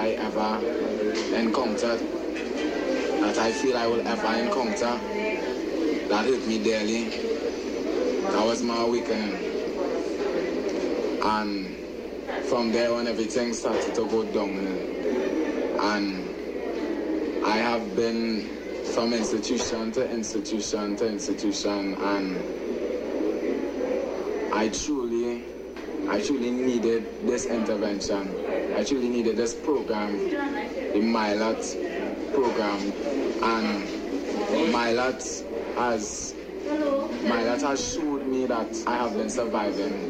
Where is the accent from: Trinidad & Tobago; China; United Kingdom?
Trinidad & Tobago; I grew up in Bonnet Gardens